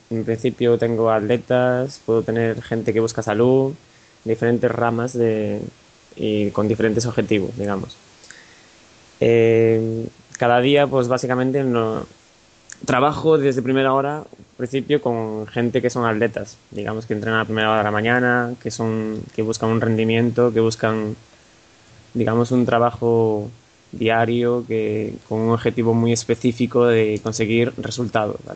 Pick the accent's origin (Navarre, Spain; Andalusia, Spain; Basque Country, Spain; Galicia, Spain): Galicia, Spain; Vale, yo soy gallego, digamos que aquí en Galicia los triatletas están bastante de moda